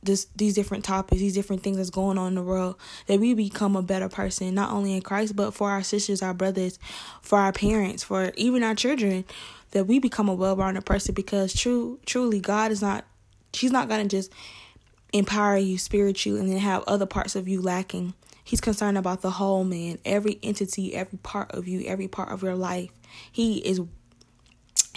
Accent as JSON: {"language": "English", "town": "Atlanta", "region": "Georgia", "country": "United States", "accent": "Southern", "said": "So I'm from Atlanta, Georgia. So you may hear an accent. I'm from the South."}